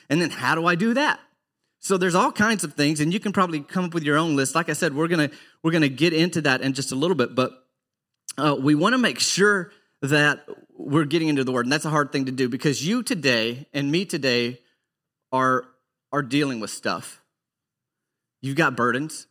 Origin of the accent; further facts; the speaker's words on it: Arkansas, United States; I grew up in Arkansas